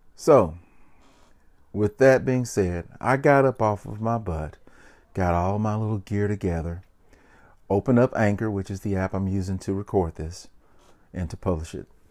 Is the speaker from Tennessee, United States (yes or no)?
yes; Memphis, Tennessee, United States; I'm an entertainer from Memphis, Tennessee